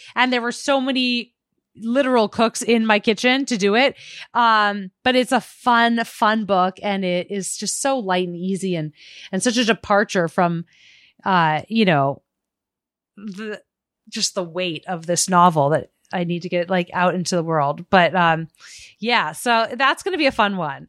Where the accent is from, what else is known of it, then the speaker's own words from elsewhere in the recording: Arizona, United States; a young kid growing up in Arizona